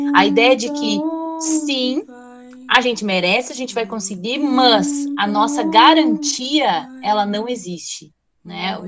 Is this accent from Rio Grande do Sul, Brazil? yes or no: yes; Osório, Rio Grande do Sul, Brazil; eu sou lá de Osório